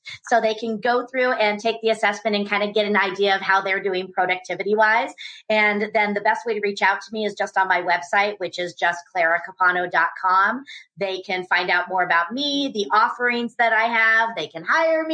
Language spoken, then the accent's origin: English; San Jose, California, United States; also born or lived in Santa Cruz; I was born and raised in the Bay Area